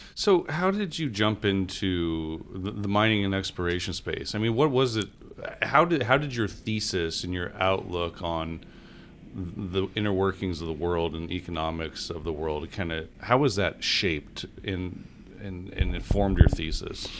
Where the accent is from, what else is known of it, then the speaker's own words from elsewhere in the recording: Denver, Colorado, United States; my hometown of Denver, Colorado.